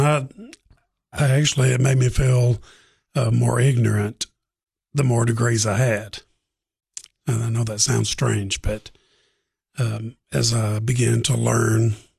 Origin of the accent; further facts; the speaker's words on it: Waverly, Tennessee, United States; now in Crossville, United States; Well, my wife and I both grew up in Waverly.